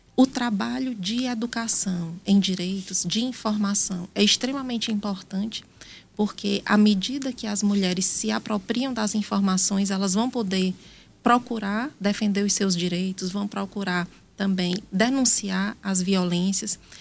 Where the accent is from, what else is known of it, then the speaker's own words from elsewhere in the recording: Brejo Santo, Ceará, Brazil; also born or lived in Piauí; now in Teresina, Brazil; Eu nasci em Brejo Santo, no Ceará.